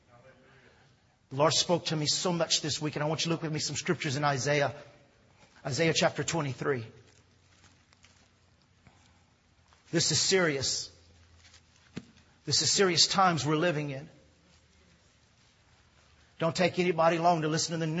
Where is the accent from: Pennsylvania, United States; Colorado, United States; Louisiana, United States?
Louisiana, United States; also born or lived in Texas; I was born in Texas, raised here in Louisiana